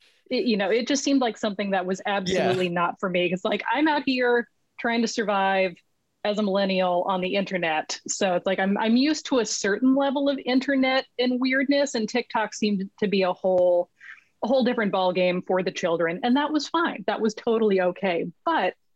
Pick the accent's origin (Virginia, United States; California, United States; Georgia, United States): California, United States; Los Angeles; also born or lived in Vancouver, British Columbia; I'm originally from Los Angeles, and I am currently sitting in a chair in Vancouver, British Columbia.